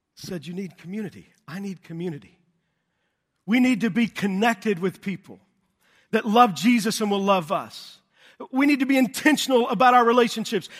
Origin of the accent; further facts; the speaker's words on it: Texas, United States; I grew up in Texas